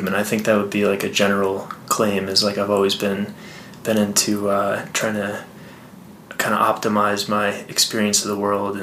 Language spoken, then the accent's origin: English; Boston, Massachusetts, United States; moved away as an adult; also born or lived in Connecticut; now in Colorado, United States; Grew up outside of Boston.